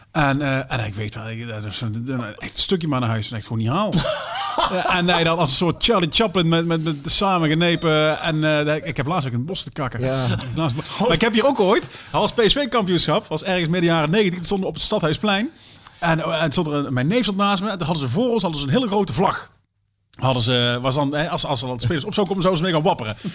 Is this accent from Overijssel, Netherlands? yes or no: no; Sterksel, North Brabant, Netherlands; Ik kom uit Sterksel